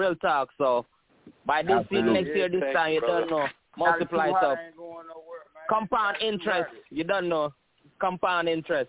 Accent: Jamaica; I'm from Jamaica

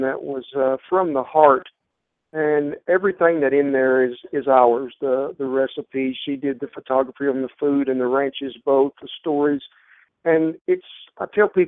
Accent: Southwest Oklahoma, United States; as a child growing up in Southwest Oklahoma

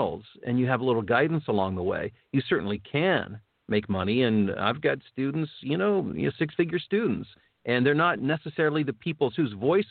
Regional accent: Ohio, United States; now in Chicago area, United States; I'm from Ohio. My dad was from West Virginia. I mean, I've got, those are my roots

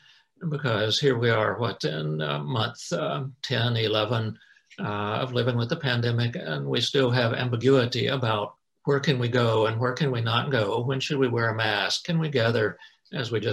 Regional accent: North Carolina, United States; moved away; I grew up in North Carolina, and my two brothers and mom and dad live there and still live there

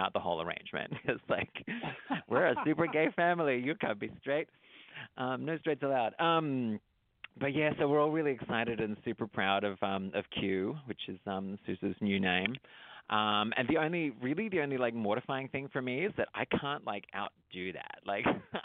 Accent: Traralgon, Victoria, Australia; accent: Australian; moved away as an adult; now in United States; I grew up in a little country town outside of Melbourne, Australia. It's called Turralgon

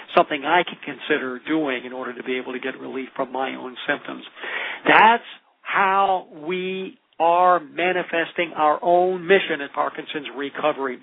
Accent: Olympia, Washington, United States; from Olympia, Washington, my hometown

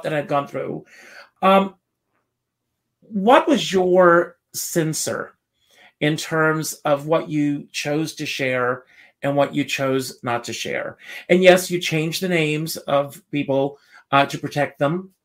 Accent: South Carolina, United States; moved away; also born or lived in New York; I grew up in South Carolina, coming to New York to be an actor

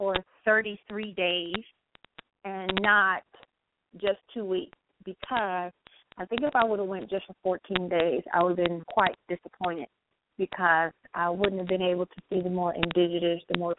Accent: United States; an African woman who's born and raised in America

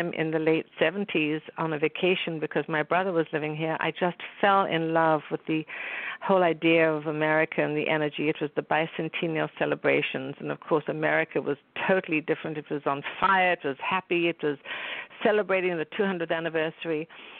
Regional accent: South Africa; moved away; growing up in South Africa

